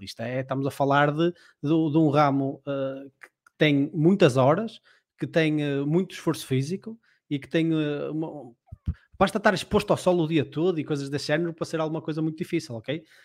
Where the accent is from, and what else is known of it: Portugal